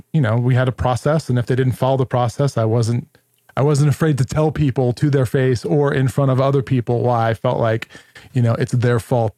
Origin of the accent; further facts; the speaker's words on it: New York, United States; I'm also Italian from New York